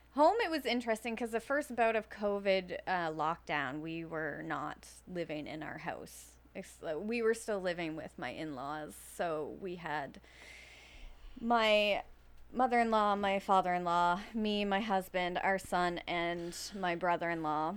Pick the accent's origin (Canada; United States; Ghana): Canada; Fall River, Nova Scotia; also born or lived in Timberlea, Nova Scotia; I am from here. Um, I grew up living in Fall River